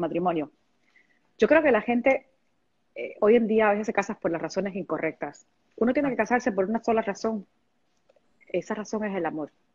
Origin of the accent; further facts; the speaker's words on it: Havana, Cuba; moved away; soy cubana hasta que me muera y este y Cuba es parte de parte de mi vida y este y yo creo que en algún momento eh, no sé cuándo se pueda eh, en algún momento viviré en, mi ciudad otra vez en La Habana